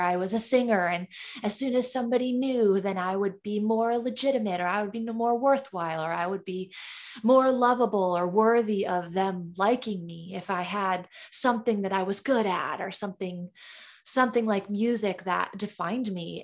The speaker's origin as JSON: {"language": "English", "area": "Caro", "region": "Michigan", "country": "United States", "tie": "born or raised there", "moved": "yes", "lives_now": "Los Angeles, United States", "said": "I was born and raised in Carroll, Michigan, a small, tiny town in the thumb"}